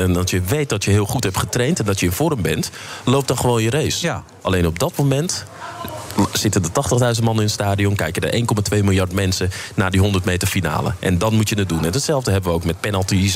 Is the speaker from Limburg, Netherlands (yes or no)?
no; Amsterdam, North Holland, Netherlands; ik kom uit Amsterdam en, ehm, geboren in de Vuur, opgegroeid in Buitenveldert.